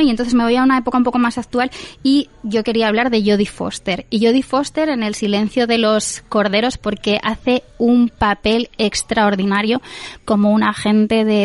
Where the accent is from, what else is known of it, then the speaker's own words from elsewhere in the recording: Spain; nosotros como españoles